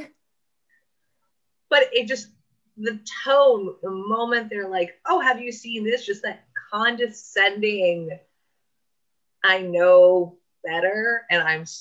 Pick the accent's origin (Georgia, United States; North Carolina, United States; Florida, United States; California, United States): California, United States; Coto de Caza; moved away; I grew up in Quarter Ranch